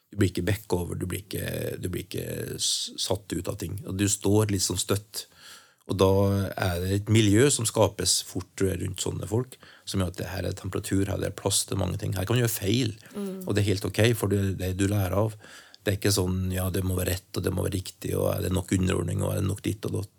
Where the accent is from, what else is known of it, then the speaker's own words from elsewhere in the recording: Trøndelag, Norway; jeg er en trønder og er 60